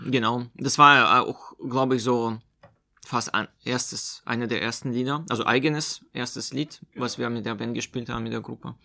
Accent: Omsk, Omsk Oblast, Russia; also born or lived in Meerane, Germany; now in Chemnitz, Germany; das ist in Russland-Verhältnissen nahe der Stadt Omsk, wo ich herkomme.

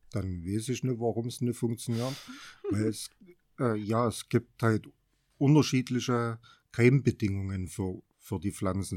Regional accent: Sonnenberg, Saxony, Germany; also born or lived in Erfurt; ich bin eigentlich schon immer auf dem Sonnenberg groß geworden

